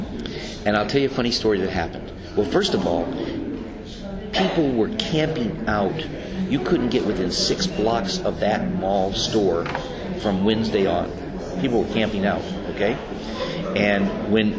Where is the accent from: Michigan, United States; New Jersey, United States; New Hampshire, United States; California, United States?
California, United States; Beverly Hills; When I was a kid, growing up in Beverly Hills